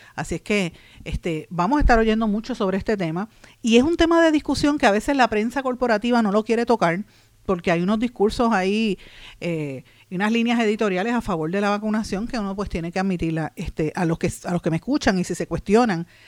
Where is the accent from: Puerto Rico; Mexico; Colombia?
Puerto Rico; aquí en Puerto Rico